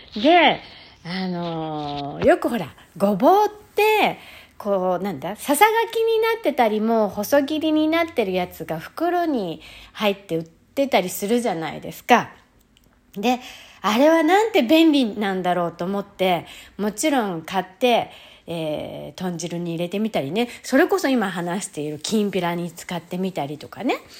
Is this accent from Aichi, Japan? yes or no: no; Hachioji, Tokyo, Japan; moved away as an adult; also born or lived in Tottori Prefecture; now in Tottori, Japan; 幼少期、子供、あ25歳ぐらいまでは東京、八王子にいました